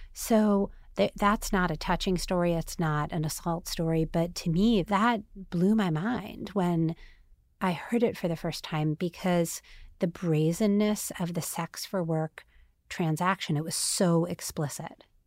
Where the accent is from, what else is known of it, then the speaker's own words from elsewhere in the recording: United States; also born or lived in Staten Island, New York / Queens, New York / New Jersey; I'm from Staten Island and Queens and New Jersey